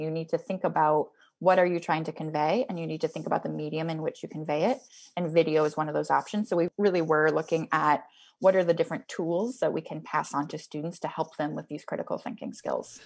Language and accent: English; Twin Cities, Minnesota, United States; I grew up, uh, people in the Twin Cities will appreciate this. I grew up right near the state fairgrounds